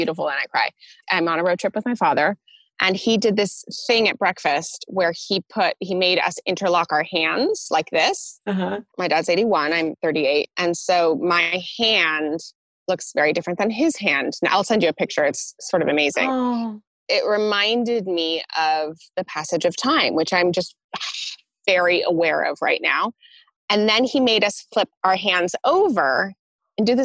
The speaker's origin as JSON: {"language": "English", "area": "Orange County", "region": "Southern California", "country": "United States", "tie": "born or raised there", "also_born_or_lived": "London, United Kingdom", "moved": "as an adult", "lives_now": "Los Angeles, United States", "said": "I was born in Laguna Beach and Newport Beach"}